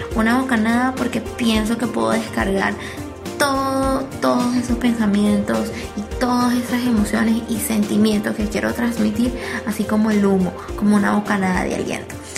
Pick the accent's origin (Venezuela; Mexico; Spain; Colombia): Venezuela; moved away; en mi país natal, a pesar de que hoy en día no vivo en él